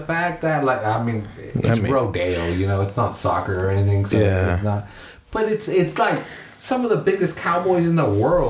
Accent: Salinas, California, United States; Yeah, I'm from Salinas. I've been here. I know about the rodeo.

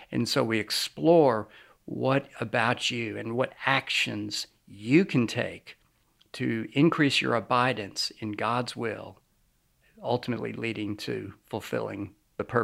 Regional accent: New York, United States; also born or lived in Lynchburg, Virginia; I was born in Lynchburg, Virginia, but I basically grew up outside of New York City. Uh, I've lost my accent, as you can probably tell.

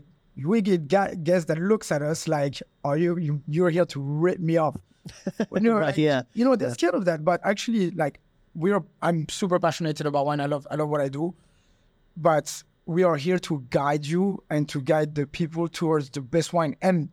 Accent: Monaco; English is a second language; moved away as an adult; now in Thailand; And I come from Monaco, which, we are aiming at elites or billionaires and millionaires coming in, spending ridiculous money on wine.

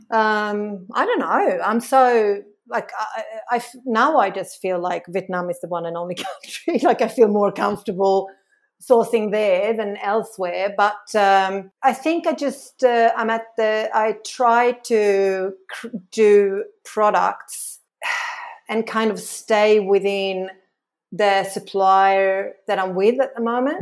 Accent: Sweden; moved away as an adult; now in Australia; I'm from Sweden.

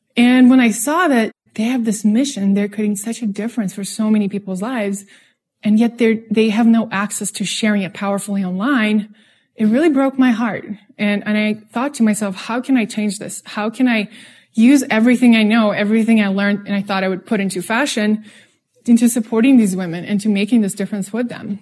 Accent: Russia; English is a second language; moved away; also born or lived in San Francisco / New York; I'm from Russia, if you're noticing the accent.

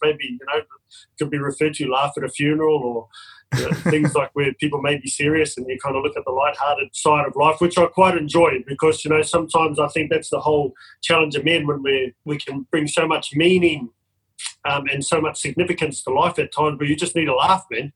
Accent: New Zealand; now in Australia; I'm from New Zealand originally, but I've lived in Australia for 24 years

